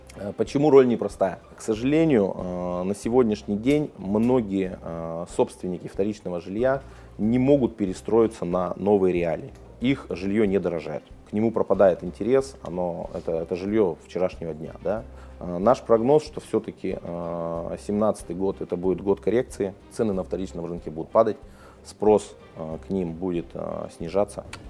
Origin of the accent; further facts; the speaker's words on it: Yekaterinburg, Sverdlovsk Oblast, Russia; Я родился в Свердловске, в Екатеринбурге